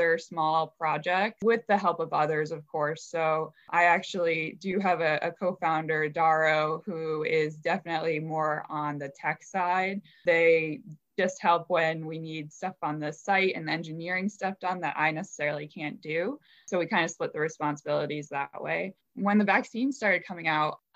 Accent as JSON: {"language": "English", "region": "New Jersey", "country": "United States", "tie": "born or raised there", "moved": "as an adult", "lives_now": "New York City, United States", "said": "I grew up in New Jersey."}